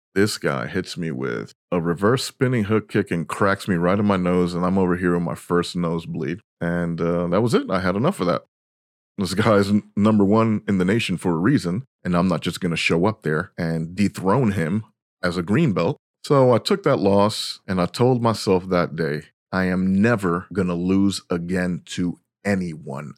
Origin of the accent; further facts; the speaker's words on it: New York, United States; I was born and raised in New York